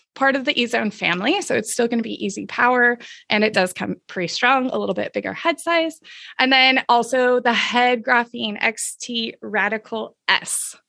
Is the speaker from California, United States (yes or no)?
yes; Southern California, United States; I grew up in Southern California